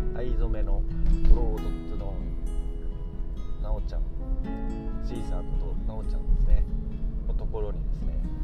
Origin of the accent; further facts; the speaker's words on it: Morioka, Iwate, Japan; now in Yosano, Japan; 岩手盛岡出身